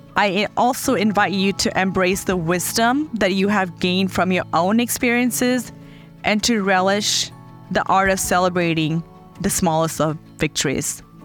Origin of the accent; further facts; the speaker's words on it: Fiji; moved away; I was born in Fiji, a tiny island in the Pacific Ocean